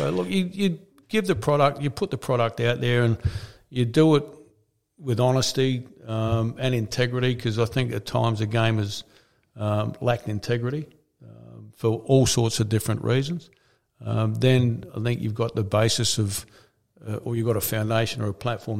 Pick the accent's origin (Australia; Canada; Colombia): Australia; Adelaide, South Australia; also born or lived in Queensland / Sydney; I spent a spare bit of time in Sydney and I lived here in Adelaide. I grew up in Adelaide.